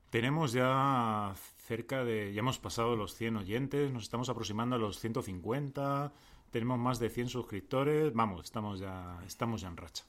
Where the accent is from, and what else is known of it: Madrid, Community of Madrid, Spain; accent: Madrid accent